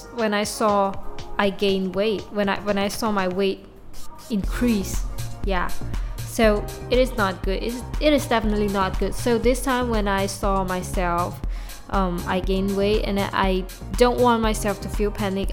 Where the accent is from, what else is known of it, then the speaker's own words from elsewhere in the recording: Malaysia; first language Mandarin; English is a second language; my mother language is definitely Mandarin because I'm a Chinese from Malaysia